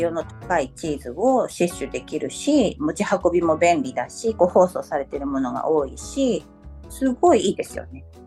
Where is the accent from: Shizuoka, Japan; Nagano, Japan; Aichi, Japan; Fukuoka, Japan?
Nagano, Japan; Okaya; also born or lived in Lyon, France; そのうちの1つの岡谷市っていうところの出身です。